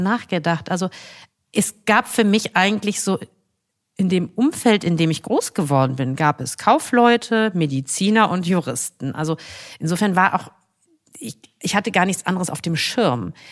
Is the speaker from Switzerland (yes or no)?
no; Essen, North Rhine-Westphalia, Germany; also born or lived in Kassel; now in Cologne, Germany; Ich komme nun mal aus Essen